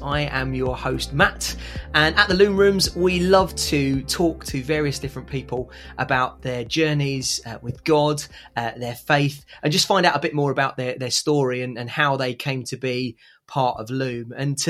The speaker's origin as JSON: {"language": "English", "area": "Hertfordshire/Essex border", "region": "East of England", "country": "United Kingdom", "accent": "Hertfordshire border Essex twang"}